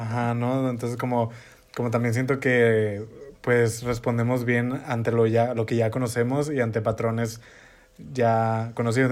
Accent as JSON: {"language": "Spanish", "region": "northern Mexico", "country": "Mexico", "said": "yo soy norteña"}